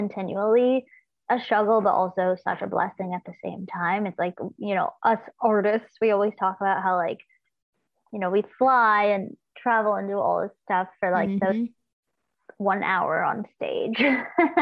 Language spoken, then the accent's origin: English; Los Angeles, California, United States; growing up in Los Angeles, there was just so like my dad would be going and doing like small blues gigs around